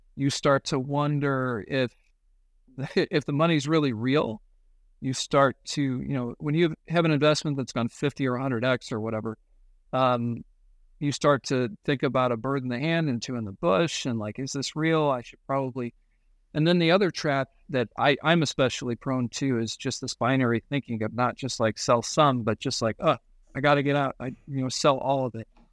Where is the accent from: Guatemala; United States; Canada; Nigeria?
United States; I'm an American